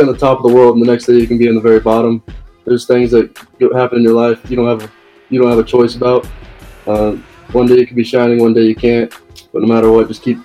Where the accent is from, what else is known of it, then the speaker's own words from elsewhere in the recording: Idaho, United States; I'm from Idaho